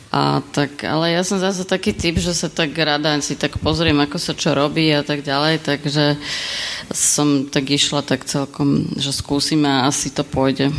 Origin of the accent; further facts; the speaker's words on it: Bratislava, Bratislava Region, Slovakia; ja som z Bratislavy